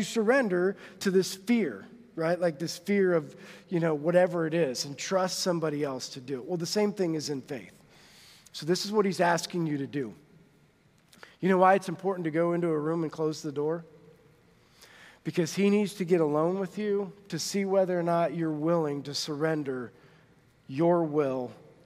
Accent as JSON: {"language": "English", "town": "Monroe", "country": "United States", "tie": "born or raised there", "moved": "as an adult", "lives_now": "Huntington", "said": "We grew up in Monroe. Like, my graduating class was 89 people."}